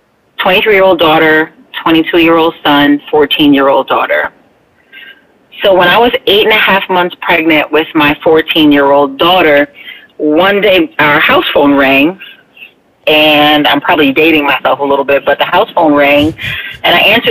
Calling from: Bethlehem, Pennsylvania, United States; I'll be 47 in a few months, and I'm calling from Bethlehem, Pennsylvania.

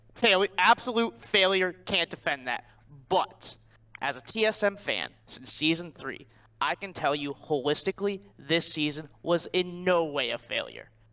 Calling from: Cleveland, Ohio, United States; I'm calling from Cleveland, Ohio

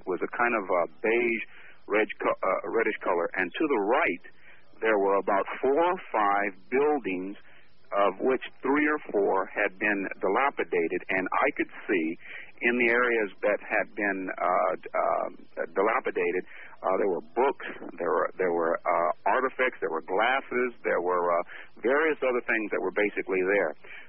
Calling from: Richmond, California, United States; Good morning to both of you, and … I'm calling from Richmond, California.

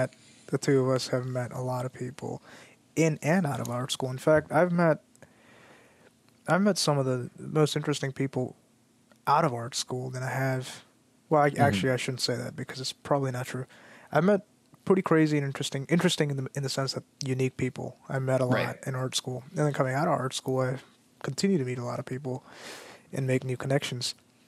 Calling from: California, United States; I'm chiming in from the Bay Area.

